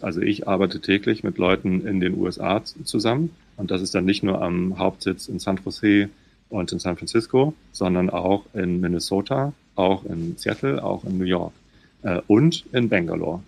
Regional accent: Germany; also born or lived in Hamburg; Ich bin hier südlich von Hamburg aufgewachsen

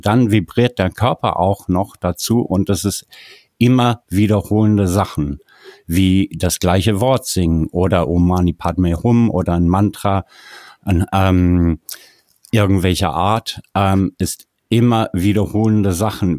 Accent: South Africa; moved away; Ich bin in Südafrika geboren und aufgewachsen

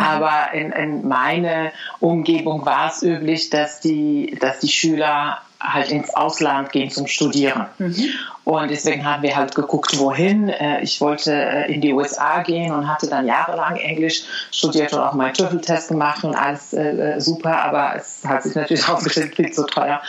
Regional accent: Morocco; German is a second language; also born or lived in Spain / China; now in Germany; Ich bin ja in Marokko aufgewachsen

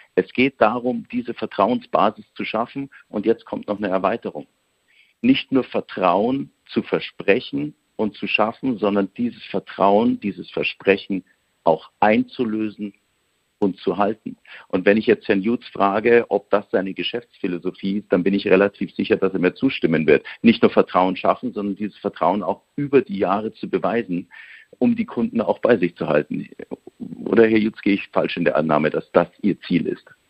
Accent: Bavaria, Germany; accent: Bavarian; Spots, die ich in Bayerisch einsprechen kann

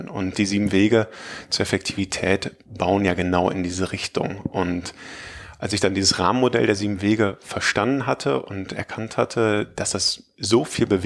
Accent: Münster, North Rhine-Westphalia, Germany; Ich komme aus Münster, aus der Nähe von Münster, um genau zu sein.

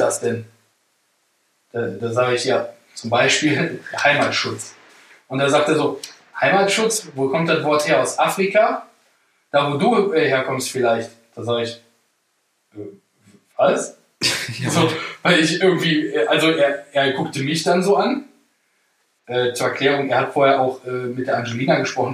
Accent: Germany; ich bin Deutscher

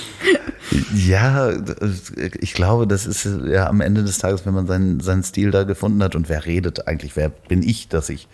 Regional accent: Northern Germany, Germany; accent: North German; ich habe den norddeutschen Akzent

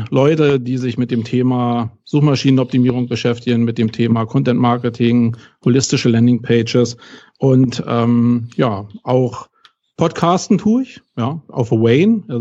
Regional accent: Berlin, Germany; ich bin aus Berlin, das hört man ziemlich schnell, glaube ich, aber eben aus West-Berlin, ja.

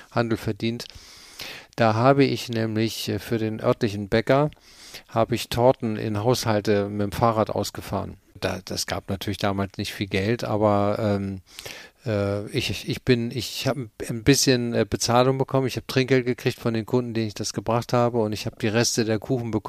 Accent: Cologne, North Rhine-Westphalia, Germany; also born or lived in Hamburg; äh, äh haben wir die nächsten 15, äh, 16 Jahre habe ich dann in Köln gewohnt, da bin ich auch groß geworden

